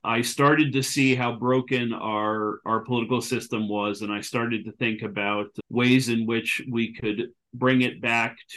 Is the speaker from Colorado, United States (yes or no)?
no; North Guilford, Connecticut, United States; moved away as an adult; also born or lived in Pittsburgh, Pennsylvania; now in Virginia, United States; I grew up in North Guilford, Connecticut, and on a small family farm